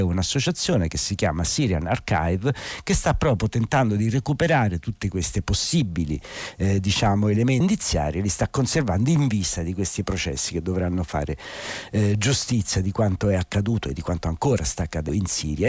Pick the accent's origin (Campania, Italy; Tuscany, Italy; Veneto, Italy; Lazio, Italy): Lazio, Italy; Rome; da romano